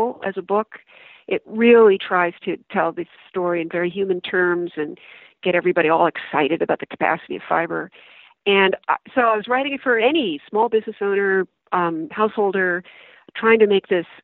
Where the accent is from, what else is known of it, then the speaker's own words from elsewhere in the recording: United States; I'm very proud of being American